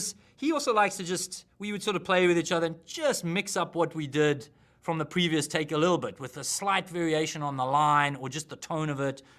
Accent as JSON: {"language": "English", "country": "South Africa", "said": "I'm a South African"}